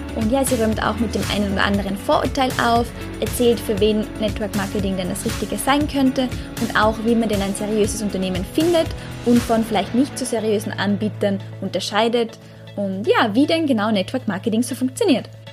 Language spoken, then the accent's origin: German; Austria; moved away as an adult; Ich komme ursprünglich aus Österreich, bin aber seit über zwei Jahren quer durch die Welt unterwegs als sogenannte digitale Nomadin